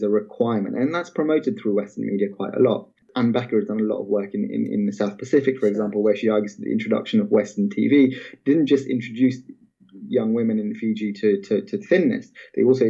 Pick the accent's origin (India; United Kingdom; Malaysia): Malaysia; I remember growing up in Malaysia at the time